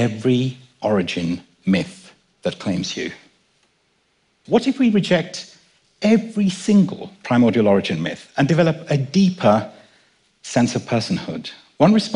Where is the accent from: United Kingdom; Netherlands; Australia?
United Kingdom; London; born or raised there; also born or lived in Kenya